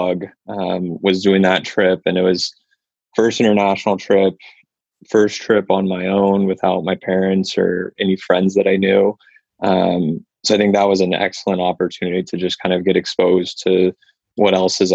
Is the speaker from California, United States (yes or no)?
yes; Santa Rosa, California, United States; also born or lived in Sacramento; I grew up in Santa Rosa, so up in Sonoma County, north of the city. And so I grew up there from being born up until moving to Sacramento for the undergrad program